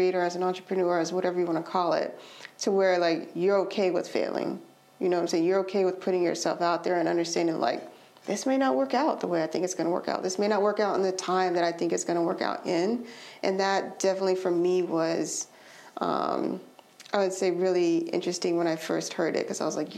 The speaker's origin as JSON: {"language": "English", "region": "Alabama", "country": "United States", "moved": "yes", "lives_now": "Durham, United States", "said": "I'm from Alabama."}